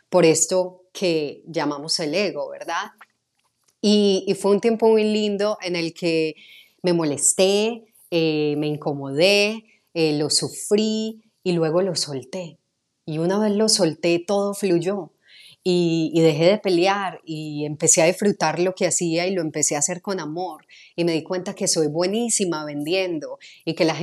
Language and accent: Spanish; Medellín, Antioquia, Colombia; accent: Medellín; empecé a neutralizar mi acento de Medellín, que es bastante fuerte